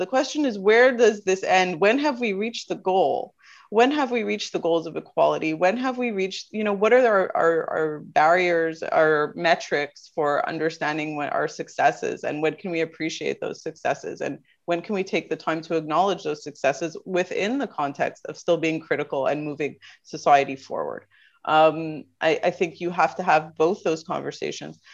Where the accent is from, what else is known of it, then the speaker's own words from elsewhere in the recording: Canada; I was born and raised in Canada.